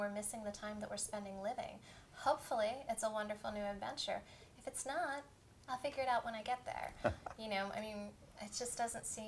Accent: Pennsylvania, United States; moved away; I come from Pennsylvania, where it is. You know, I've been late for school because of cow crossing

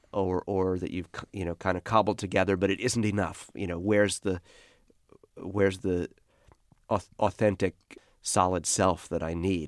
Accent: Brooklyn, New York, United States; I was one of the last people to grow up this way in Brooklyn

